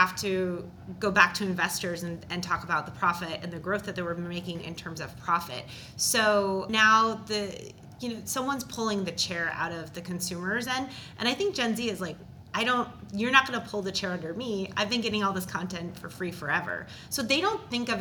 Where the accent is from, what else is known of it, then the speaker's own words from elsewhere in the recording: Minnesota, United States; I'm from Minnesota